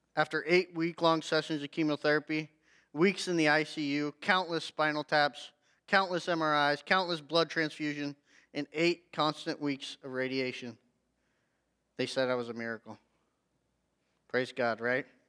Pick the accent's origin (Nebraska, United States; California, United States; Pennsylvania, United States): Nebraska, United States; Hay Springs; also born or lived in Loup City, Nebraska; I was born in Loop City, um, central Nebraska, and then we moved out east to Shattern area, like Hay Springs, uh, is where I grew up and graduated from high school